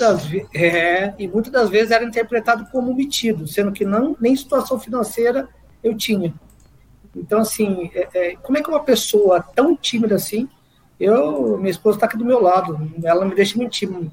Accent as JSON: {"language": "Portuguese", "town": "Guaratinguetá", "region": "São Paulo", "country": "Brazil", "tie": "born or raised there", "moved": "as an adult", "lives_now": "São José dos Campos, Brazil", "said": "Nascido e criado em Guaratinguetá, já fazem quase aí 30 anos que eu estou na região de São José dos Campos"}